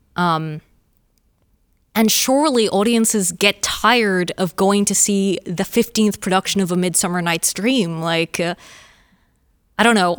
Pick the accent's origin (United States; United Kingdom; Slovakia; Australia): Australia; a Australian playwright